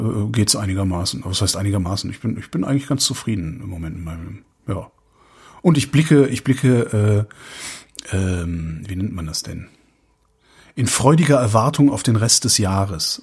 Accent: Cologne, North Rhine-Westphalia, Germany; now in Berlin, Germany; auch in Köln würde ich auch, würde ich es auch gut aushalten können, ähm, weil es halt auch meine Heimatstadt ist

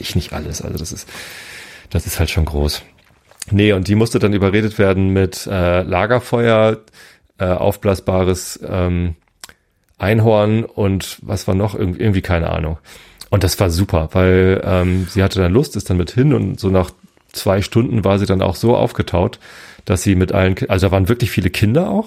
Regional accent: Hamburg, Germany; ich bin Hamburger, ich bleibe Hamburger, mich kriegt man hier irgendwie nicht weg

